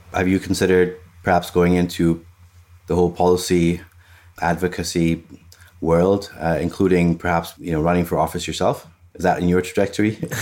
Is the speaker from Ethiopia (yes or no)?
yes; Ethiopia; now in United States; I'm from Ethiopia. I'm, I've immigrated here. So, I haven't grown up in this system